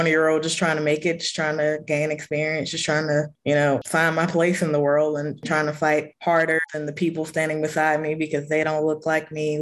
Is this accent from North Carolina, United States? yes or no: yes; Rocky Mount, North Carolina, United States; I'm from Rocky Mount, North Carolina, and I did my graduation project at a local small animal hospital